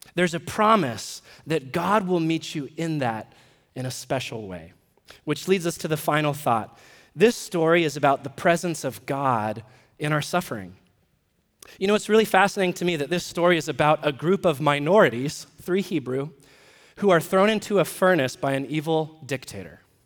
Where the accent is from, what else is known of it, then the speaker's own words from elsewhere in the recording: United States; we're American citizens